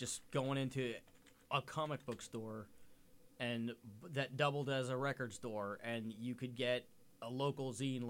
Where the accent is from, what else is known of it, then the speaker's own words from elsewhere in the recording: New York, United States; I'm from New York